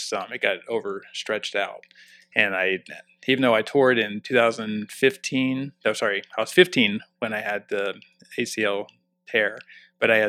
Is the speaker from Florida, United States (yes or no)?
yes; Clearwater, Florida, United States; also born or lived in Southern California; now in Westminster, United States; I grew up in Clearwater